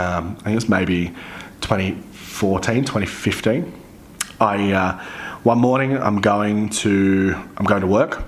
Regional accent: Central Coast, New South Wales, Australia; moved away; I am from the Central Coast. Like, originally

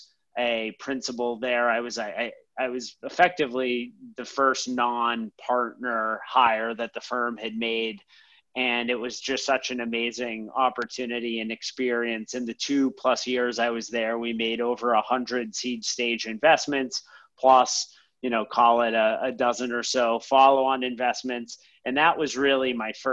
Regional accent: Boston, Massachusetts, United States; moved away as an adult; now in New York City, United States; I'm originally from Boston

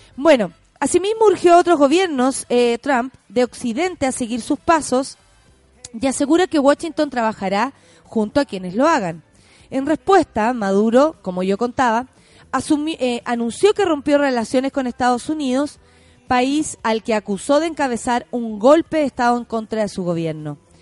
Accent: Chile; como chilenos, chilenas

